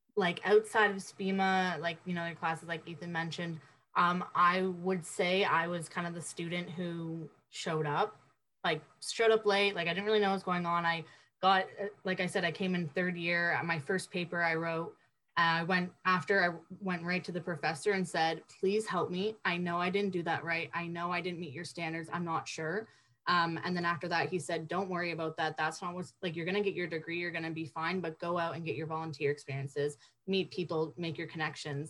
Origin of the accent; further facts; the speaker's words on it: Paris, Ontario, Canada; also born or lived in Windsor, Ontario; I'm originally from Paris, Ontario, not France